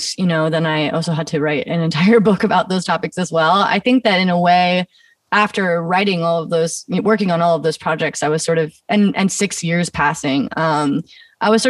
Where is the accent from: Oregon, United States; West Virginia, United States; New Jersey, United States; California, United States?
Oregon, United States; Eugene; I grew up in Eugene, Oregon